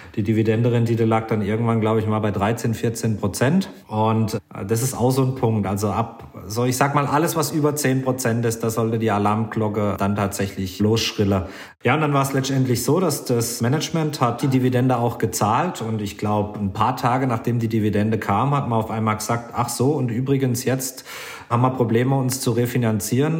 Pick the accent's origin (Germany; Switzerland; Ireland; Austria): Germany; bei uns in Deutschland